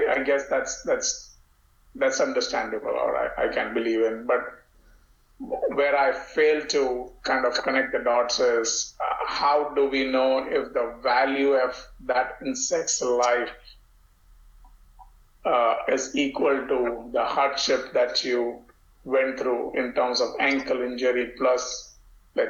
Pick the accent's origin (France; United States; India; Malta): India; moved away; growing up in India